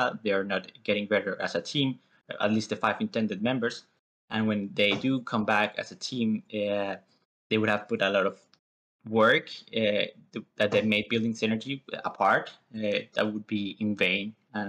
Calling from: Winnipeg, Manitoba, Canada; Winnipeg, Manitoba.

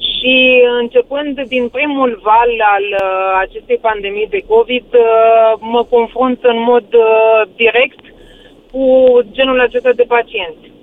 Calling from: Germany; Uh, vă sunt din Germania

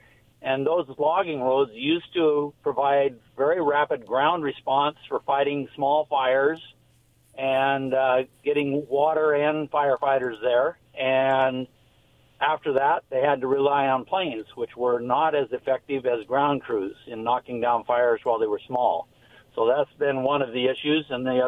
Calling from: Ringgold, Washington, United States; Yes, Kent. I'm Ringgold area.

